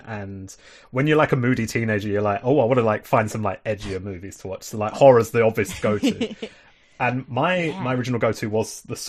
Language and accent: English; England, United Kingdom; Yes, I am proper English. I think all my family is either from England...